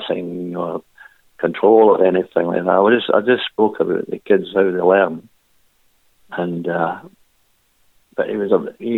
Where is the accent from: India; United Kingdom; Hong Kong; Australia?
United Kingdom; Cowie, Scotland; Born in Cowie